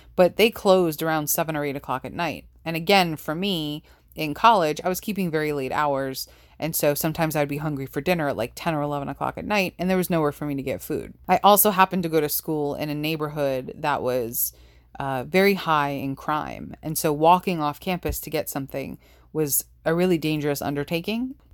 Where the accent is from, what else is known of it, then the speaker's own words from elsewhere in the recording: New York, United States; growing up in New York